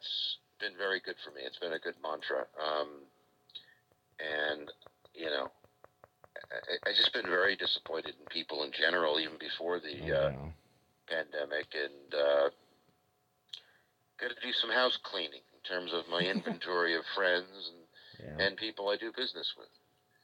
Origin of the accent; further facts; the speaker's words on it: Beverly Hills, California, United States; I grew up in Beverly Hills, which was the showbiz town in the entire country, really